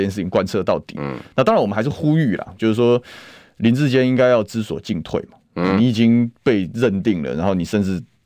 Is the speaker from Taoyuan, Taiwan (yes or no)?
yes; Taoyuan, Taiwan; 算非常土生土长的桃园人啊